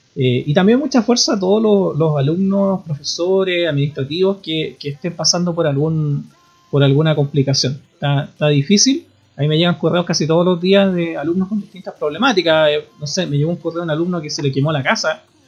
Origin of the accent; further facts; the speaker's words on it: Puerto Montt, Los Lagos, Chile; moved away; Yo nací en Puerto Montt